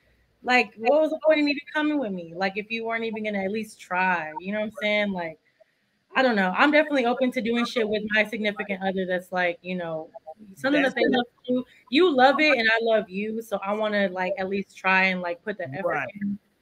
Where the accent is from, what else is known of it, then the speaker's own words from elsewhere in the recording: Texas, United States; being a Texan